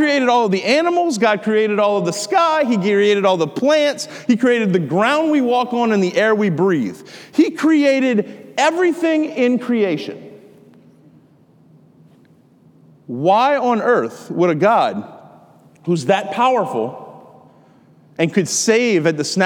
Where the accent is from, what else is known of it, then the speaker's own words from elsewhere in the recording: Lafourche Parish, Louisiana, United States; I'm kind of like am from the whole central part of the Bayou. In Lafourche Parish.